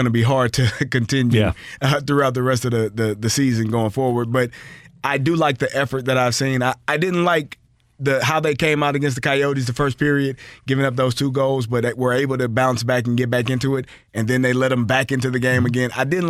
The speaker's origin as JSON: {"language": "English", "town": "Newark", "region": "New Jersey", "country": "United States", "accent": "Newark, New Jersey", "said": "All right, shout out to New Jersey. Newark, New Jersey, my accent."}